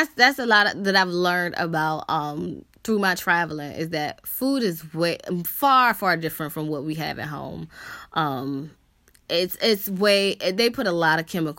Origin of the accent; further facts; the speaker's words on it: United States; a lot of the perception of Americans is that we are entitled